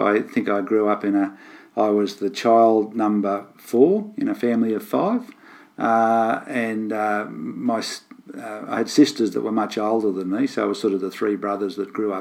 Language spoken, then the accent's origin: English; Gravesend, New South Wales, Australia; I grew up on a farm near Gravesend, which is a little village in the northwest between Moree and Inverell. And I've lived all my life within 50 kilometres of where I grew up